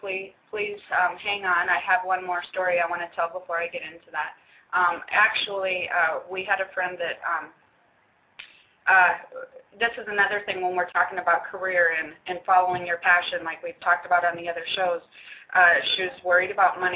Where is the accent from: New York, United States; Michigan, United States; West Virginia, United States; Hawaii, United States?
Hawaii, United States; us Hawaiians